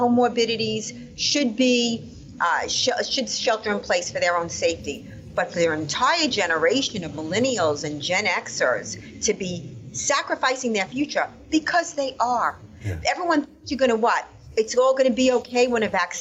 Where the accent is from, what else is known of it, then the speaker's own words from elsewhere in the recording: New York City, New York, United States; I am a New Yorker, born and bred my whole life.